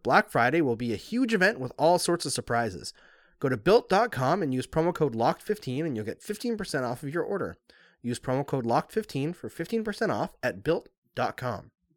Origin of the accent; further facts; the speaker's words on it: Canada; I'm Canadian too